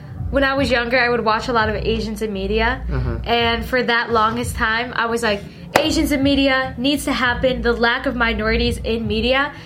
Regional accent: Philadelphia, Pennsylvania, United States; first language Teochew; English is a second language; I was born here. Born in Philadelphia

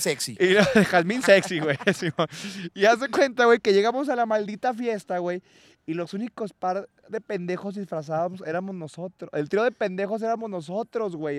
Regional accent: Durango, Mexico

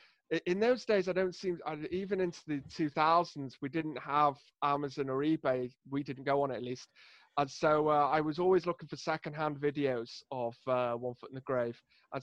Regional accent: Rhyl, Wales, United Kingdom; I'm from Rhyl in North Wales, which is known for being sunny. Sunny Rhyl, they call it.

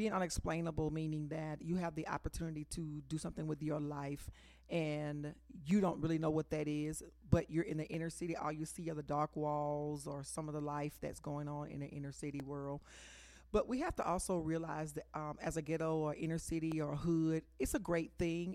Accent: Dallas, Texas, United States; I'm originally from Oak Cliff, Texas

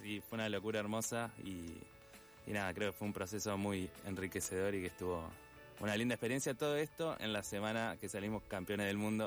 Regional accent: Ayacucho, Buenos Aires Province, Argentina; moved away; also born or lived in Tandil; nos fuimos a Ayacucho, que es mi pueblo

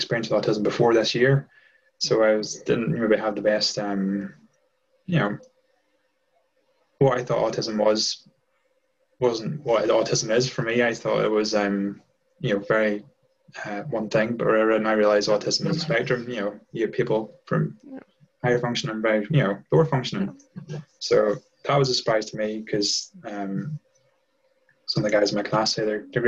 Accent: Ireland; moved away as an adult; now in Boston, United States; I'm now in Boston. I'm originally from Ireland

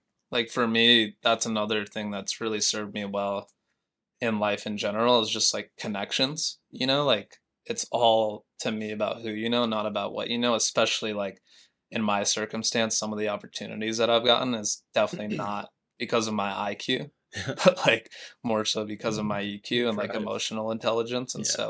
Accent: Montana, United States; now in New York, United States; Yeah, I mean, literally the smallest town, you know, of like 2,000 people to the biggest city in the U.S.

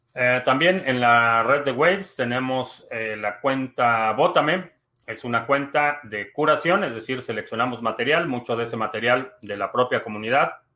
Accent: Mexico City, Mexico; now in United States; Vivo en Estados Unidos, pero soy de la Ciudad de México

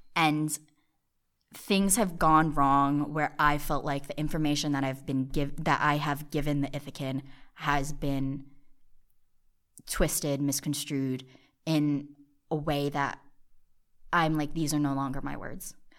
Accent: New Jersey, United States; also born or lived in South Korea; I am from Jersey. I was originally born in South Korea

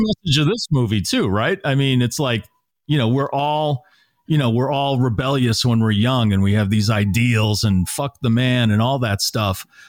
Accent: Natick, Massachusetts, United States; moved away; I grew up in Natick, Massachusetts

